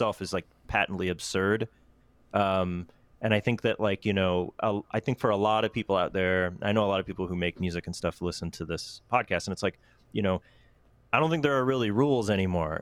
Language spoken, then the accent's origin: English; Cleveland, Ohio, United States; I grew up in Cleveland